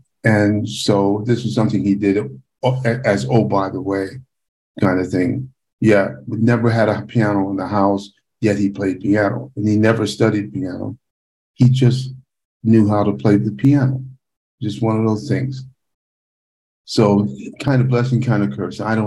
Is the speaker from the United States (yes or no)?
no; Panama; moved away; We listened to Latin music a lot because we're from Panama